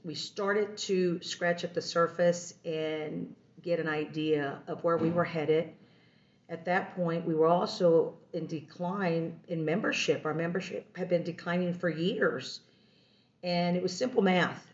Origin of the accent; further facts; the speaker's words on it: Texas, United States; moved away as an adult; also born or lived in Washington, D.C.; I'm from Texas and did not want to uproot and move to D.C. or to headquarters, but I did